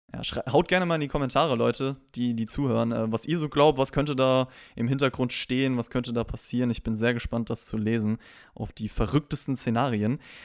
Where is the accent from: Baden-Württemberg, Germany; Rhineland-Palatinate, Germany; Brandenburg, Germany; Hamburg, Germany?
Rhineland-Palatinate, Germany; Rhenish Hesse; ich komme ja aus Rheinhessen